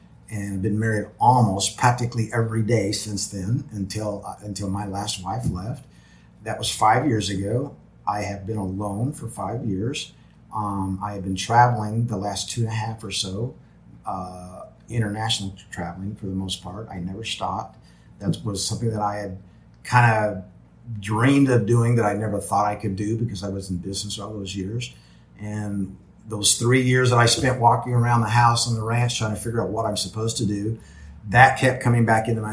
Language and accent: English; Springfield, Missouri, United States; my hometown, Springfield, Missouri, which is known for cashew chicken.